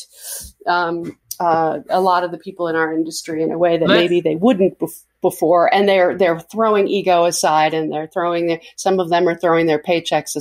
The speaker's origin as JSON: {"language": "English", "town": "New York City", "region": "New York", "country": "United States", "tie": "born or raised there", "said": "I grew up in New York, so I was a tough kid"}